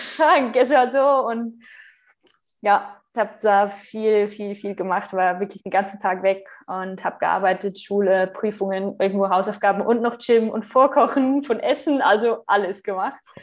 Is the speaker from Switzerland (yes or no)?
yes; Switzerland; accent: Swiss; moved away as an adult; ich bin Schweizerin